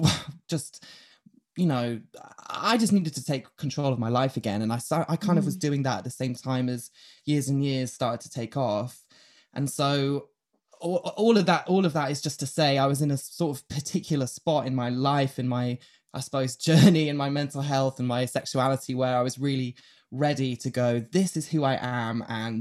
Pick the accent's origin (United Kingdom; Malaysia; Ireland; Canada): United Kingdom; Yorkshire and the Humber; born there; I was born, you know, I'm going to take you right back to the start. I was born in Yorkshire.